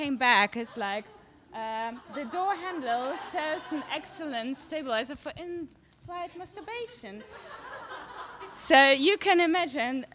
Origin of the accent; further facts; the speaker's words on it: Germany; moved away as an adult; now in London, United Kingdom; I came from Germany to study advertising